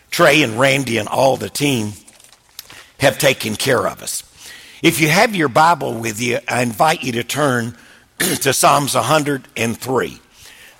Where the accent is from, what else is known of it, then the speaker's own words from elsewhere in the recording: Wilmington, North Carolina, United States; I was raised in Wilmington, North Carolina, so I love the coast.